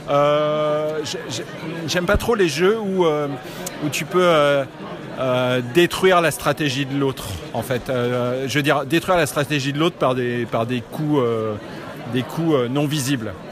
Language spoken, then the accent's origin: French; Paris, Île-de-France, France; je viens de Paris